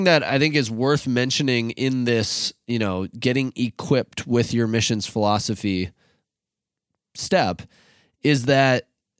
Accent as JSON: {"language": "English", "town": "Rochester", "region": "Minnesota", "country": "United States", "tie": "born or raised there", "said": "we grew up in Rochester, which is like literally nicknamed Med City."}